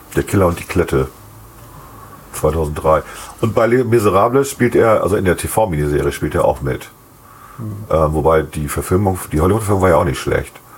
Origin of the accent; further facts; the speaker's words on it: West Germany, Germany; sieht man als Wessi so